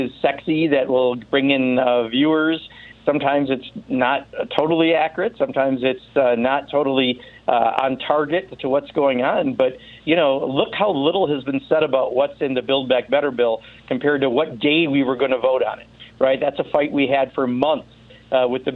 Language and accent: English; Wisconsin, United States; calling from Wisconsin, thanks so much, my home state